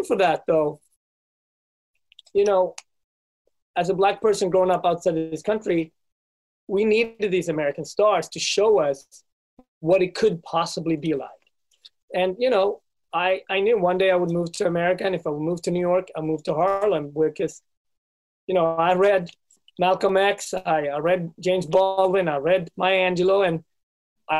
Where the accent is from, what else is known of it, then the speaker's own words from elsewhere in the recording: Sweden; moved away as an adult; also born or lived in Ethiopia; now in United States; I was raised in Sweden